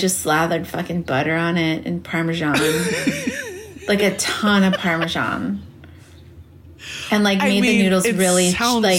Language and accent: English; Los Angeles, California, United States; also born or lived in New York; growing up in L.A.